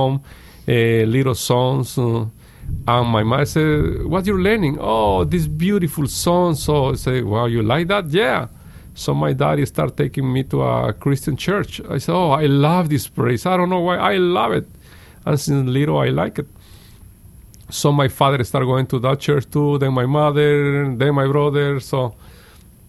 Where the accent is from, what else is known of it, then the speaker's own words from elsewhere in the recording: Guatemala; English is a second language; now in United States; I was at the age of maybe 4 or 5 years old in Guatemala